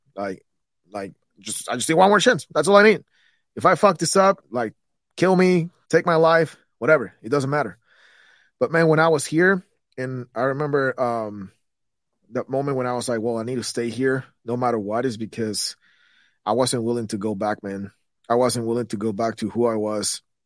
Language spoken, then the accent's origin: English; Guatemala City, Guatemala Department, Guatemala; moved away as an adult; I come from Guatemala